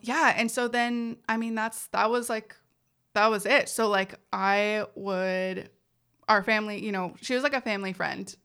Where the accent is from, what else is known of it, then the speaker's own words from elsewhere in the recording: San Jose, California, United States; first language Spanish; English is a second language; I was born in San Jose, California